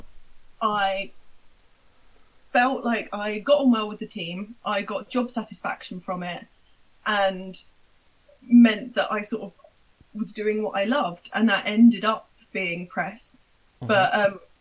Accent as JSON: {"language": "English", "town": "Portsmouth", "region": "South East England", "country": "United Kingdom", "said": "I'm from Portsmouth, I couldn't pop up to London all the time"}